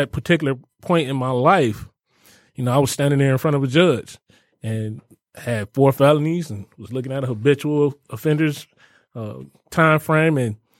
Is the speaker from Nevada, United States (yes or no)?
no; Detroit, Michigan, United States; also born or lived in Fort Wayne, Indiana; That is actually where I was born. I was raised here in Detroit. We came up here in like 1977.